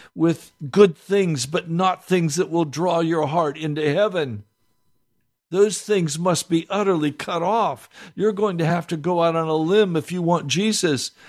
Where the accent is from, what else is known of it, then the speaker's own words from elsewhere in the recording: United States; we as American Christians, and I include myself here